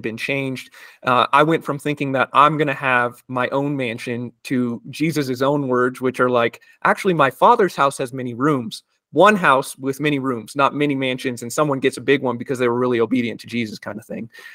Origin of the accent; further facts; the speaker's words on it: United States; growing up in the United States